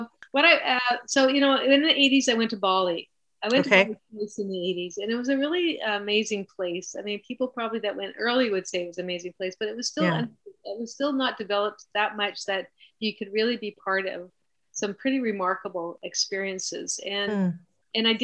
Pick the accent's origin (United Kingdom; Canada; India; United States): Canada; as a Canadian